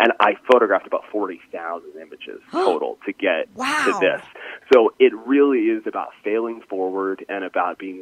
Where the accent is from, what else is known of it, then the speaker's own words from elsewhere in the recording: east coast of Canada, Atlantic Canada, Canada; I grew up in Canada, on the east coast of Canada, and we grew up basically about 20 minutes away from the ocean